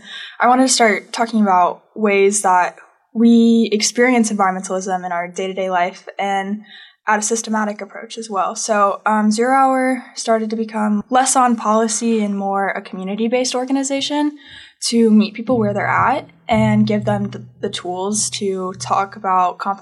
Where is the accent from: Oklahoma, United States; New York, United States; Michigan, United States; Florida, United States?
Florida, United States; now in Arkansas, United States; growing up in Florida and being an activist and then coming to Arkansas